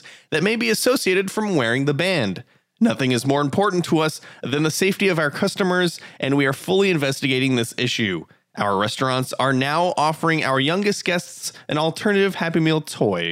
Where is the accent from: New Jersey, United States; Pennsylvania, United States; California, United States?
California, United States; we're from California